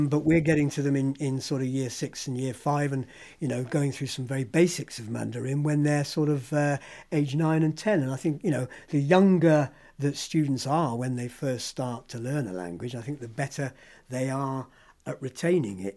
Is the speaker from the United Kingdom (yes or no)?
yes; Hereford, West Midlands, United Kingdom; first language English; also born or lived in London / France; I'm a Londoner by origin, but my parents moved down to the West Country when I was two. So I was brought up in Hereford